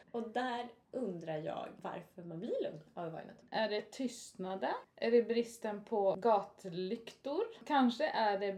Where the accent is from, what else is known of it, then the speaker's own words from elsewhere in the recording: Falköping, Västra Götaland, Sweden; Jag är från Falköping.